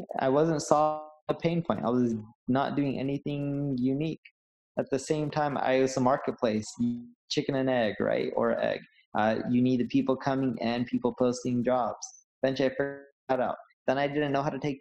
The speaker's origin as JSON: {"language": "English", "area": "Orange County", "region": "California", "country": "United States", "tie": "born or raised there", "also_born_or_lived": "London", "said": "So when we were a little kid, my parents decided to move off all to, you know, Orange County, California. And that's where I ended up growing up."}